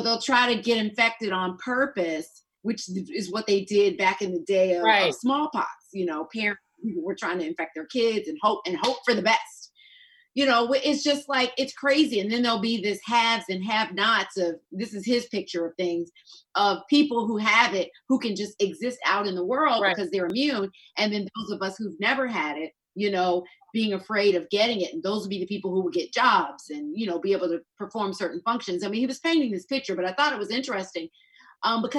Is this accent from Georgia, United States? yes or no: yes; Georgia, United States; my home state of Georgia